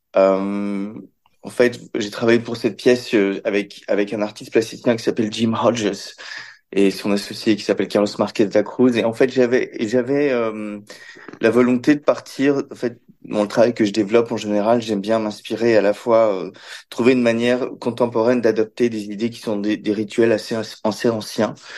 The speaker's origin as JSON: {"language": "French", "country": "Belgium", "tie": "born or raised there", "said": "j'ai grandi dans, j'ai grandi en Belgique"}